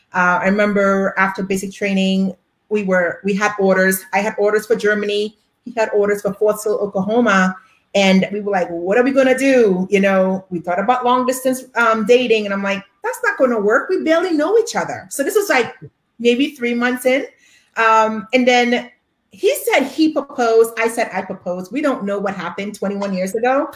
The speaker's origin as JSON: {"language": "English", "country": "Trinidad & Tobago", "tie": "born or raised there", "said": "I am from Trinidad and Tobago in the Caribbean"}